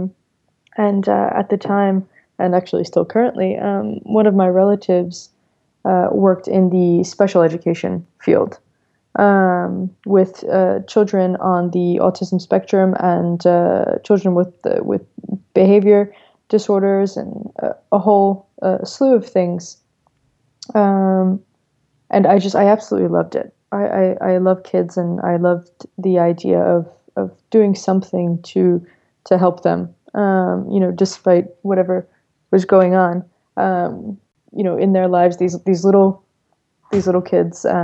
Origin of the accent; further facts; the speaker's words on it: New York, United States; I'm born and raised in New York, Brooklyn to be exact